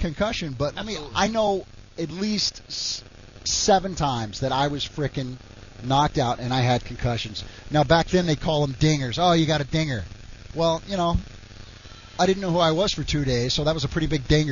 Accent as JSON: {"language": "English", "region": "Oklahoma", "country": "United States", "tie": "born or raised there", "also_born_or_lived": "West Virginia", "moved": "as an adult", "said": "I grew up in Oklahoma."}